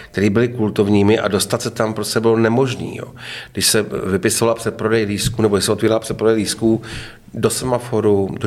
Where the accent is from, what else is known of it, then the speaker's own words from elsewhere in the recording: Hradec Králové, Hradec Králové Region, Czechia; já říkám, no, já jsem z Hradce Králové, že jo